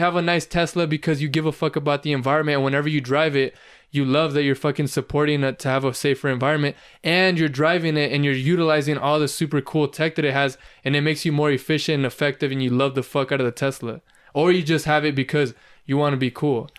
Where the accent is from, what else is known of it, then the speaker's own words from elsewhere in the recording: California, United States; I was born and raised in California